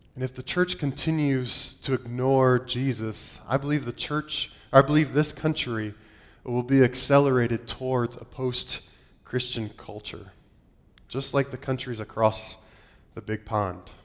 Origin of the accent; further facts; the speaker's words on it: Ohio, United States; moved away; I grew up in Ohio. I'm an Ohio boy through and through.